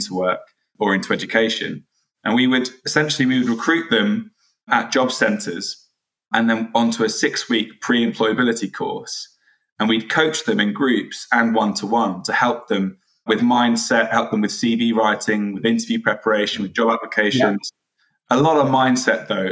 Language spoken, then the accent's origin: English; Oxford, South East England, United Kingdom; also born or lived in South London; now in London, United Kingdom; I'm originally from Oxford, now a South Londoner